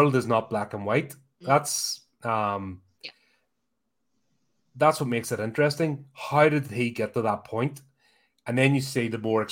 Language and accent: English; Belfast, Northern Ireland, United Kingdom; growing up in Belfast, it was mad.